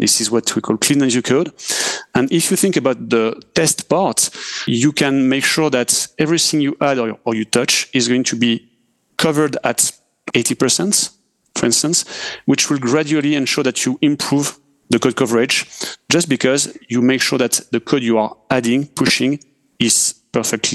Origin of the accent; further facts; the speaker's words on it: France; accent: French; English is a second language; I'm French, as we can hear with my accent.